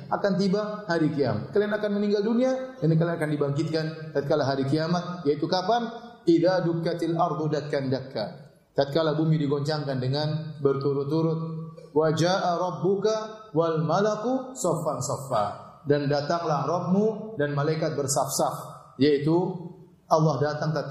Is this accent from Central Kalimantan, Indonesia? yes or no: no; Ceger, Jakarta, Indonesia; Saya orang Ceger, bukan orang Bekasi.